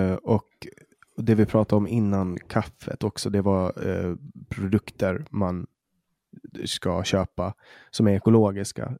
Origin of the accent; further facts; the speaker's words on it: Åland, Åland Islands; här på Åland där jag växte upp